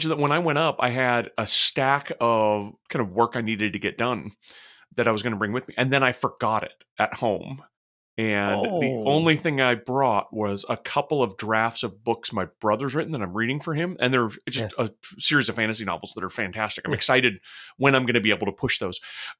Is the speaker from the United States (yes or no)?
yes; Utah, United States; Yeah, where I grew up in Utah, a lot of the resorts had night skiing.